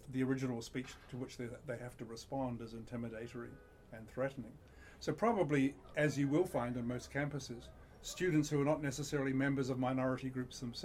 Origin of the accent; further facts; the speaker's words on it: New Zealand; moved away; I grew up in New Zealand